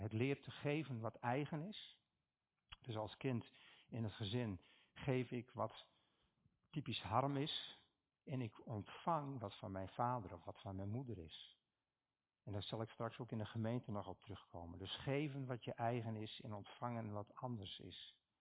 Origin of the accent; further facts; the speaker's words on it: Stiens, Friesland, Netherlands; Ik kom uit Stiens